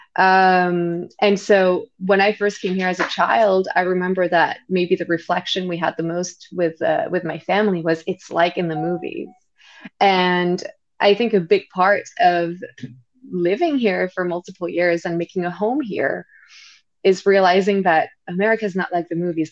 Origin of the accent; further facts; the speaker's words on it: Île-de-France, France; moved away as an adult; also born or lived in London / New York; I grew up in France